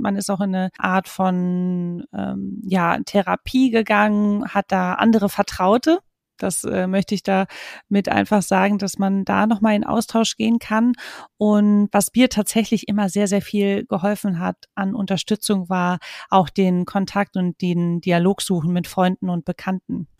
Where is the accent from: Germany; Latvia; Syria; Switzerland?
Germany; Marburg, Hesse; moved away as an adult; also born or lived in Hamburg; damals noch in Marburg, äh, wo ich aufgewachsen bin